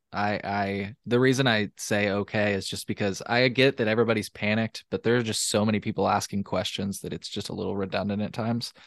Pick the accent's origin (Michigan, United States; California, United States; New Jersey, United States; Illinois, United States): Illinois, United States; Champaign; I'm from Champaign, uh, Champaign